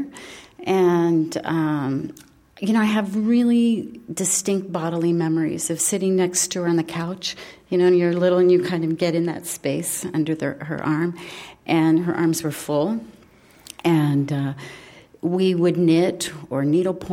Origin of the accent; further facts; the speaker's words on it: Midwest, United States; I grew up in the Midwest